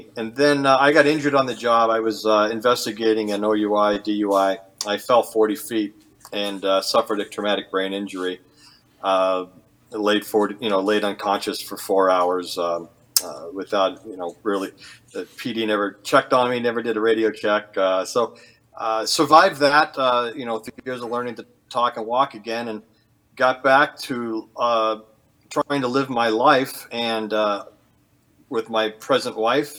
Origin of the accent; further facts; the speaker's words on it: California, United States; born there; also born or lived in Arizona; now in Maine, United States; I was born in California, so I wanted to come west, and always loved the desert.